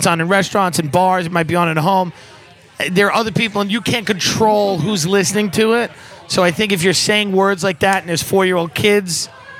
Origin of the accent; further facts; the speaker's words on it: Long Island, New York, United States; now in New York City, United States; I'm from Long Island.